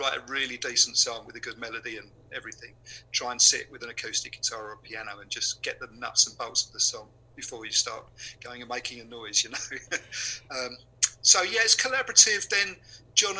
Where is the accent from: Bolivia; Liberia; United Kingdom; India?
United Kingdom; Upminster, London; We lived in a place called Upminster, which is probably 20 miles out of London